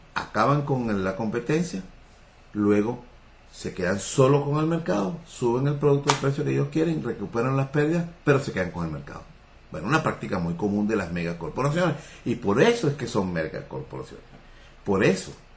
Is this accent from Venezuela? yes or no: yes; Venezuela